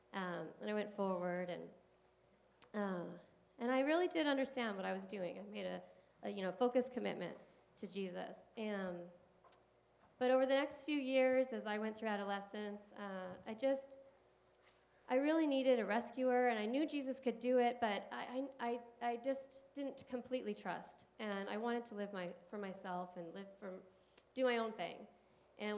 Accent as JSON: {"language": "English", "area": "San Gabriel Valley", "region": "California", "country": "United States", "tie": "born or raised there", "also_born_or_lived": "San Diego, California", "said": "I grew up in the San Gabriel Valley"}